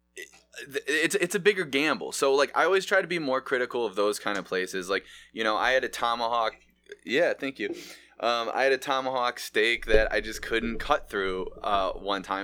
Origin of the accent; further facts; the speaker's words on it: Mentor, Ohio, United States; I grew up in Manor. We had a Mallee's over there